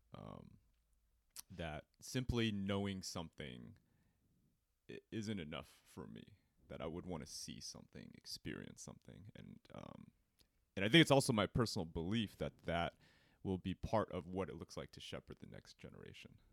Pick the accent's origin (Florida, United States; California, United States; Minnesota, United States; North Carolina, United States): California, United States; Cerritos; I grew up in Cerritos